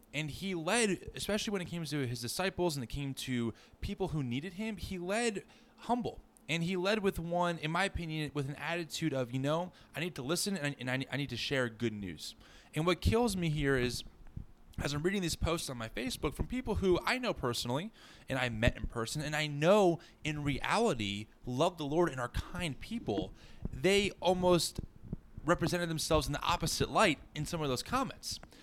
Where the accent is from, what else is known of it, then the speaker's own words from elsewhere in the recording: New Jersey, United States; I grew up in New Jersey, along with Jordan, in a pretty traditional Christian worldview